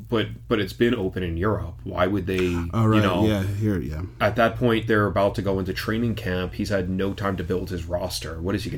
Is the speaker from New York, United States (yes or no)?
yes; New York City, New York, United States; we both grew up in New York City.